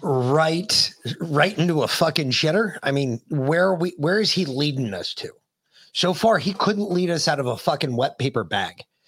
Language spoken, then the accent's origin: English; New York, United States; moved away; I'm originally a New Yorker